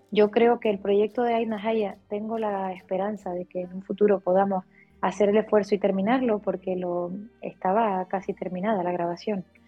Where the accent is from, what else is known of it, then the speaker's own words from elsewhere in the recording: Canary Islands, Spain; Los canarios somos muy revoltosos y, muy viajeros